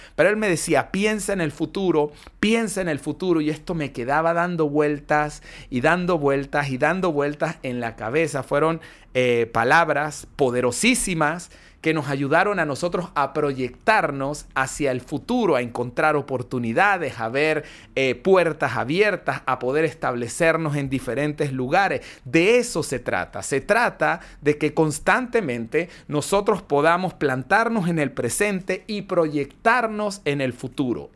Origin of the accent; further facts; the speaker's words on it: Mérida, Venezuela; moved away; mi ciudad natal no era así, Mérida no era así